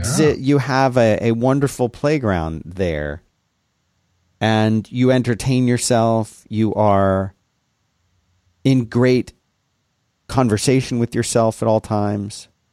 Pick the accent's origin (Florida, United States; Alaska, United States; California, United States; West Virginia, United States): Florida, United States; I lived in a city there, and then we had lots of, see, we had lots of canals. in Florida